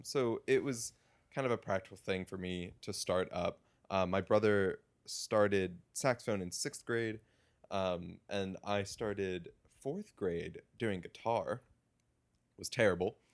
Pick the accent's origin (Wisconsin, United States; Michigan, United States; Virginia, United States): Virginia, United States; Woodbridge; moved away as an adult; now in Evanston, United States; I am from a town called Woodbridge, Virginia, which is about 30 minutes south of Washington, D.C. Mm-hmm. Uh, was born and same house, 23 years